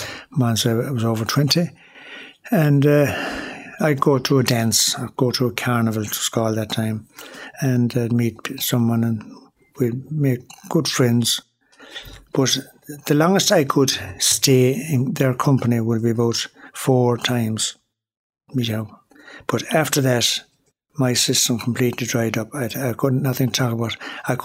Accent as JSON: {"language": "English", "town": "Tuam", "region": "Connacht", "country": "Ireland", "tie": "born or raised there", "also_born_or_lived": "Galway", "said": "I was born in the Mother and Baby Home in Tuam in 1944, 29th of 6, 1944, yeah. And I was born in the Regional Hospital in Galway."}